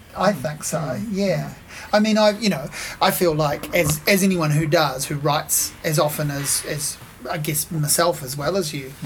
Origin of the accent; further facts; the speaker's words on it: Hawke's Bay, New Zealand; I grew up in Hawke's Bay